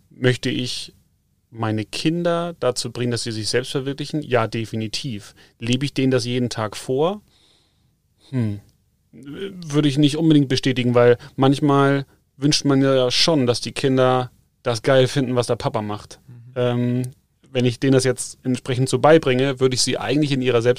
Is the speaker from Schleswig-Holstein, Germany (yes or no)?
yes; Schleswig-Holstein, Germany; moved away as an adult; also born or lived in Hamburg; now in Munich, Germany; also ich bin selber geboren in Schleswig-Holstein, ähm, kurz vor Dänemark quasi. Jetzt hat es mich schon seit knapp 15 Jahren, mehr wie 15 Jahre hier unten nach Bayern verschlagen.